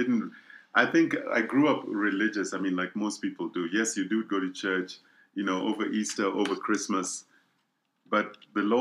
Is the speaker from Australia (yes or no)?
no; Kenya; moved away as an adult; now in South Africa; I was born in East Africa, a country called Kenya. And that's where I grew up most of my life and then moved on to South Africa.